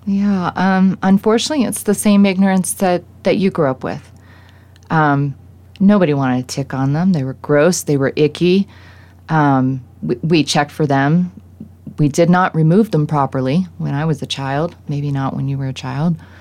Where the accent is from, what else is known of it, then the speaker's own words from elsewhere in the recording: East Coast, United States; now in Colorado, United States; growing up on the East Coast